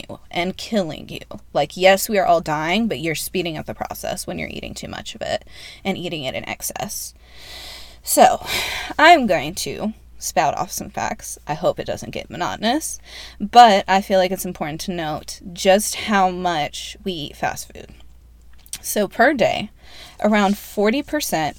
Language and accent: English; North Carolina, United States; I grew up in North Carolina.